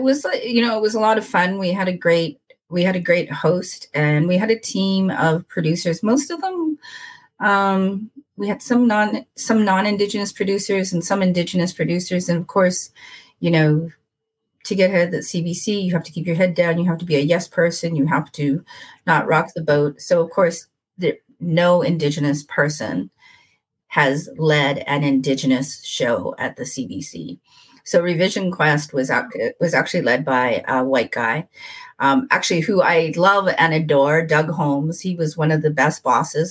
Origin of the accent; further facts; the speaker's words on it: Winnipeg, Manitoba, Canada; moved away as an adult; also born or lived in Edmonton; I was born and raised in Winnipeg, and then I moved away for 18 years